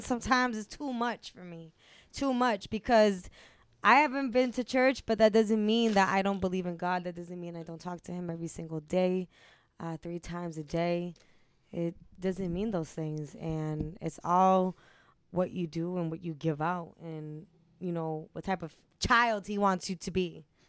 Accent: Cambridge, Massachusetts, United States; I'm from Cambridge.

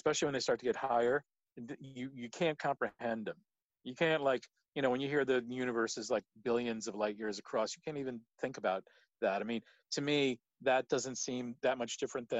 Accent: Monmouth County, New Jersey, United States; moved away; I grew up in New Jersey, about an hour southwest of New York City in Monmouth County.

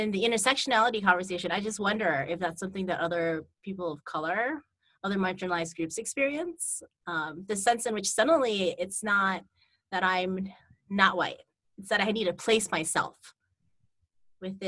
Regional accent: United States; as an American

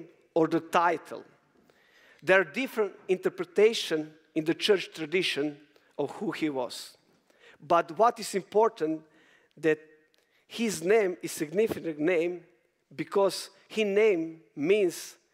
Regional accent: Croatia; I'm coming from Croatia, beautiful nation

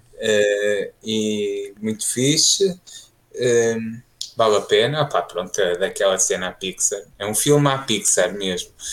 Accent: Fafe, Norte, Portugal; moved away; comecei a sair de Faf, que eu tenho um sotaque mesmo, mesmo, mesmo muito acentuado

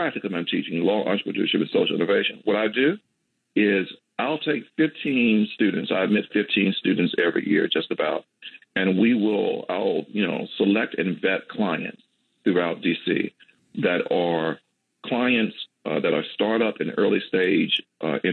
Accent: Magnolia, Mississippi, United States; I grew up in Magnolia, Mississippi, southwest Mississippi

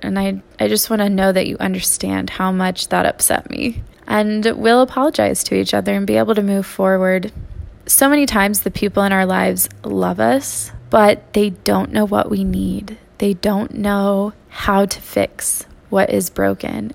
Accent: Texas, United States; moved away; I'm a Texan

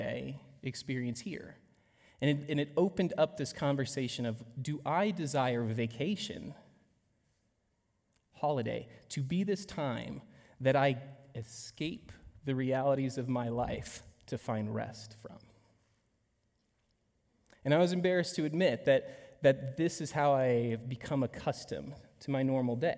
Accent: United States; how I was raised here in the States

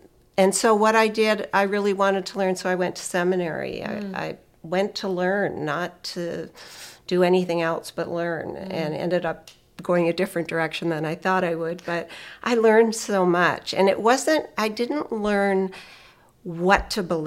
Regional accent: Canada; moved away; I was raised Anglican in Canada

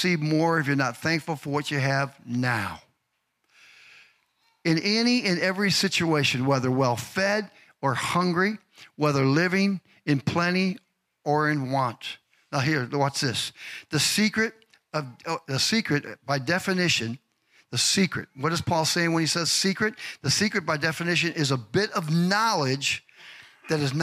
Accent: Chicago, Illinois, United States; growing up in Chicago

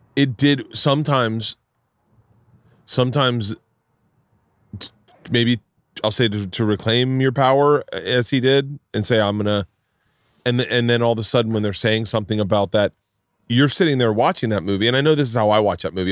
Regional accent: Florida, United States; moved away; I grew up in Florida.

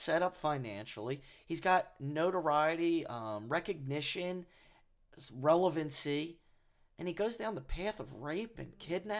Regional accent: United States; We're American.

